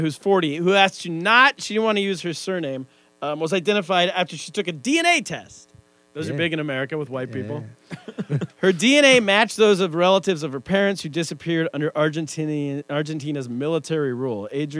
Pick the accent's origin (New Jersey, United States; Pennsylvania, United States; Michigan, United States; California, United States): New Jersey, United States; yeah, I'm from Jersey.